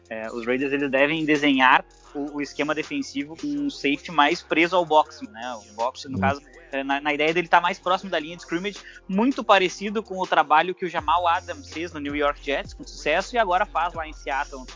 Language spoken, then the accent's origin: Portuguese; South Region, Brazil; eu sou do Sul